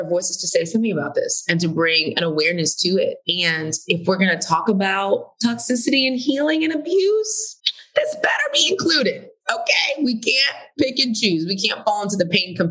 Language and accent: English; Houston, Texas, United States; now in Atlanta, United States; I grew up in Houston, Texas, super diverse city